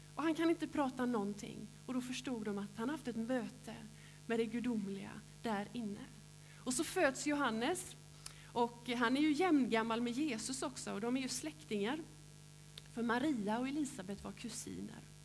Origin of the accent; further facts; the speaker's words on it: Gråbo, Västra Götaland, Sweden; now in Hulla, Sweden; där jag är uppväxt i Gråbo